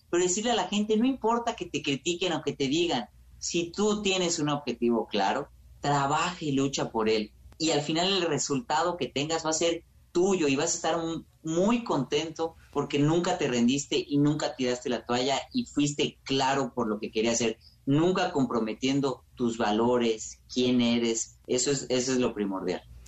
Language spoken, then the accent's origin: Spanish; Mexico; entre nosotros como mexicanos